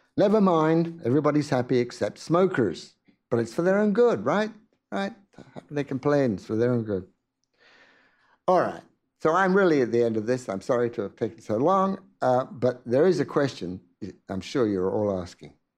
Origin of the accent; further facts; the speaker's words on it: England, United Kingdom; when I grew up in England in a relatively poor environment